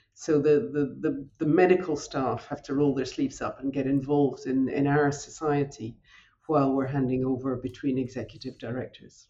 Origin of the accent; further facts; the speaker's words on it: north of Scotland, United Kingdom; accent: Scottish; moved away as an adult; also born or lived in London; now in Paris, France; as my accent and my name indicates, I'm I'm Scottish. I'm also French as well now. But uh, when I was growing up on a on a farm in the north of Scotland